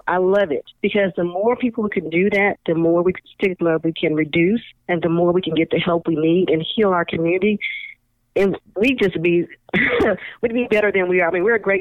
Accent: California, United States; I'm from California, we used to do earthquake drills

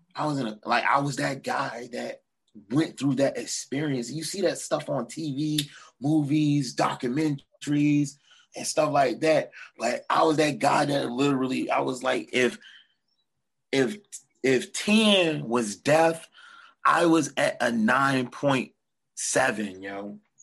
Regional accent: Portsmouth, Virginia, United States; now in Norfolk, United States; I grew up in Portsmouth, then moved to Norfolk, and I stayed

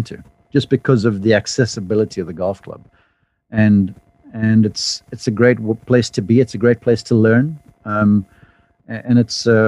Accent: South Africa; accent: funky accent; now in United States; growing up in South Africa

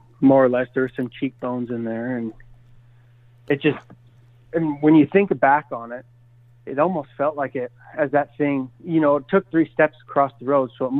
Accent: Washington, United States; growing up in Washington State

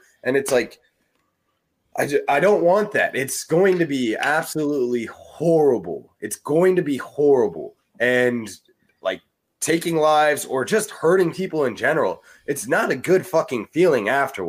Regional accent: United States

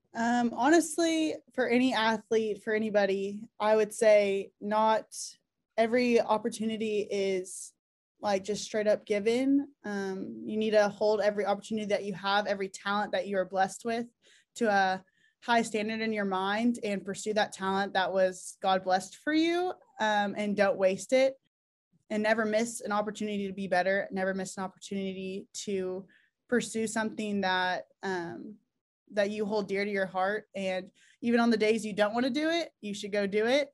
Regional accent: Oklahoma, United States; we're all from Oklahoma

